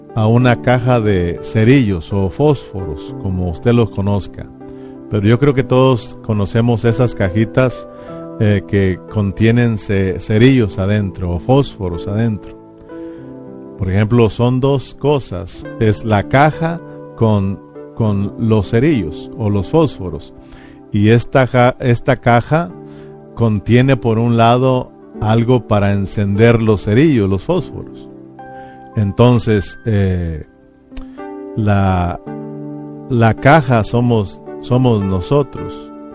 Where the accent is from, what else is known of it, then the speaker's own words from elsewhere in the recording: Mexico; uno de nosotros como mexicanos